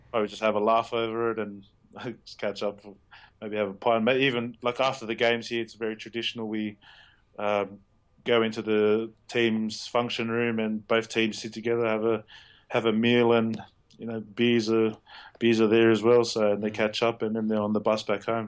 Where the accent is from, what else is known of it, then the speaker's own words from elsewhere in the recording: Australia; moved away as an adult; now in Northampton, United Kingdom; They just know me as the Aussie around here